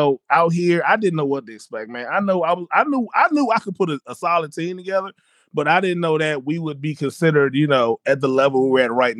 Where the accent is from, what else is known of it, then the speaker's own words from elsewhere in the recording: Largo, Maryland, United States; moved away as an adult; now in Virginia, United States; we're PG County people, so we're moving from Largo.